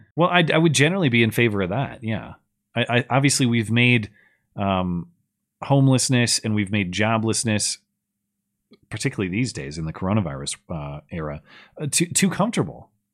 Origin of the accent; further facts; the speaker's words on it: United States; I'm an American